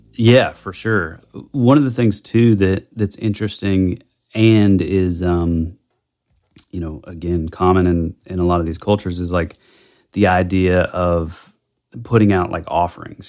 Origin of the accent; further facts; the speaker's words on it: the Bible Belt, United States; growing up in the Bible Belt